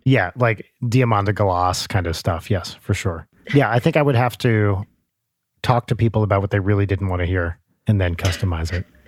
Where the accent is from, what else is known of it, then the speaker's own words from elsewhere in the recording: New Jersey, United States; I remember hearing that on Z one hundred growing up in North Jersey